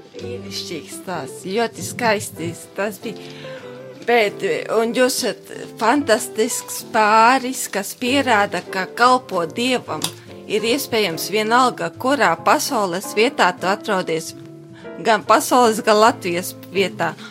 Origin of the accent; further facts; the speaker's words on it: Gulbene, Vidzeme, Latvia; now in Liepāja, Latvia; no manas dzimtās puses gulbenes